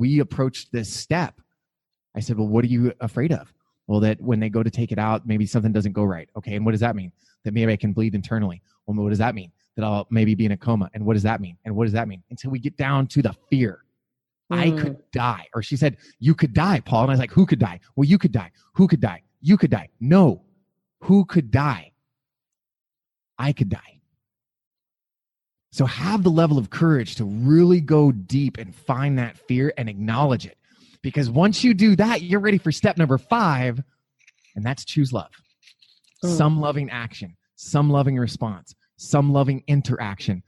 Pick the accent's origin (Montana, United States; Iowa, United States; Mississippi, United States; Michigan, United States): Montana, United States; now in Phoenix, United States; I'm from Montana